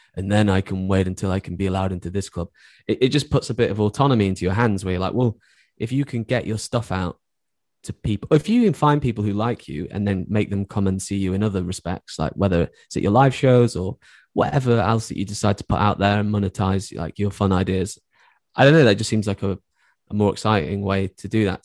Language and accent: English; Cheshire / Stoke border, North West England, United Kingdom; I grew up, uh, like, on the borderline of Cheshire and Stoke.